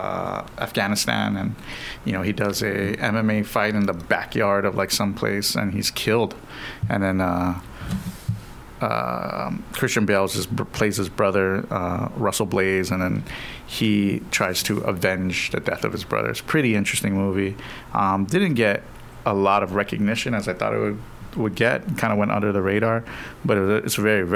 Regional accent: Guam; I'm from Guam

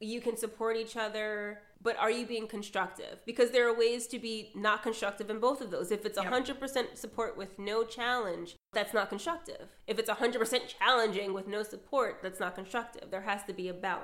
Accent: United States; We're from America, so like we're from colonization

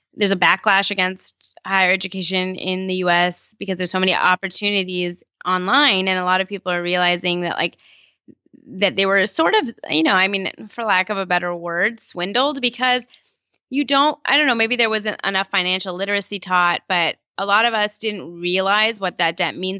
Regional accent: California, United States; also born or lived in Iran; I've grown up in California, um, for the rest of my life, you know, since I was about four

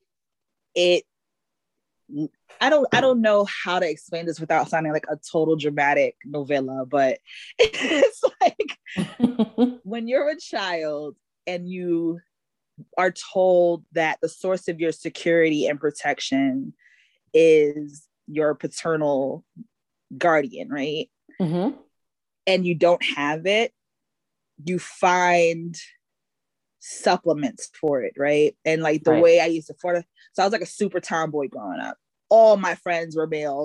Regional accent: Bloomfield, United States; So I grew up in Bloomfield for most of my life. So when I was 10, I lived in Bloomfield, been there until I was 20

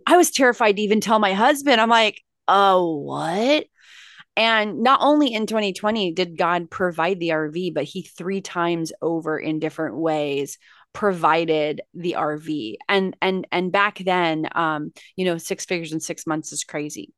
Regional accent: Los Angeles, California, United States; moved away as an adult; Born and raised in Los Angeles, California

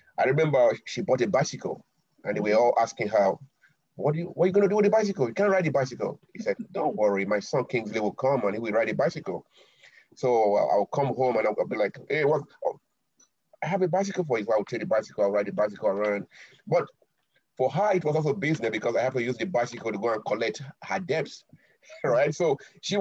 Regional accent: Benin City, Edo, Nigeria; now in Tokyo, Japan; So we grew up in a society like that. We have our own greetings in Benin

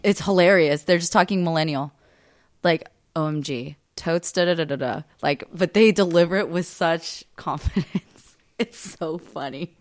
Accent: United States; I am Korean American

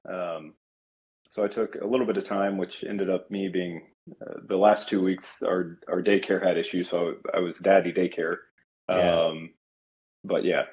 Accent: Oklahoma City, Oklahoma, United States; also born or lived in New York; I grew up in Oklahoma City.

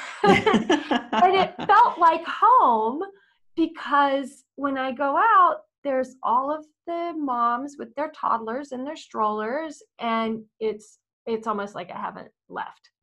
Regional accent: Austin, Texas, United States; moved away as an adult; also born or lived in Madagascar; I'm from Austin, Texas, and I I love Austin.

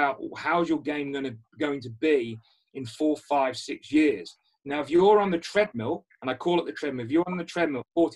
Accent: Liverpool, North West England, United Kingdom; when I was coming from Liverpool

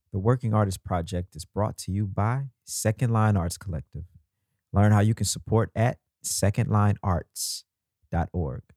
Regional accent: Mississippi, United States; also born or lived in Jackson; now in New York, United States; I'm from Mississippi

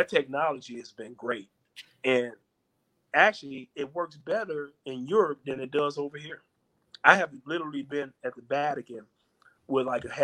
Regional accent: Chicago, Illinois, United States; also born or lived in Tyler, Texas; growing up in North Lawndale

